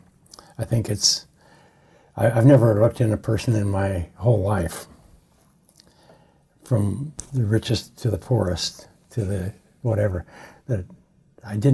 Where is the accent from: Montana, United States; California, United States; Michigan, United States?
Montana, United States; now in Palm Springs, United States; I grew up in Montana, up in the Priors